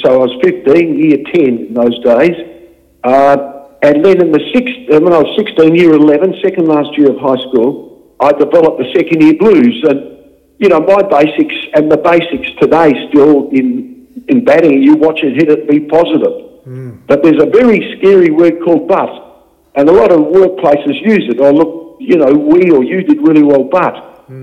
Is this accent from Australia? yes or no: yes; Geraldton, Western Australia, Australia; now in Perth, Australia; Geraldton, just came down to Perth